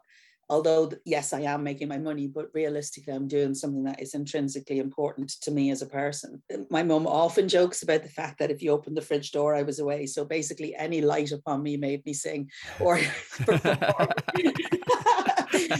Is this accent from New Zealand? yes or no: no; Dublin, Leinster, Ireland; now in Carrickfergus, United Kingdom; I'm a Dublin girl. I was born and bred, born in the Coombe, and spent the first 7 years of my life in Ballymun